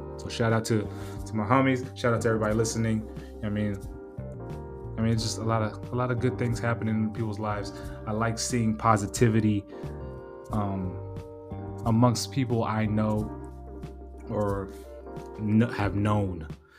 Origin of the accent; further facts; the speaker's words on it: West Coast, United States; You know, I'm from the West Coast anyway, so I was going to like it, enjoy it regardless.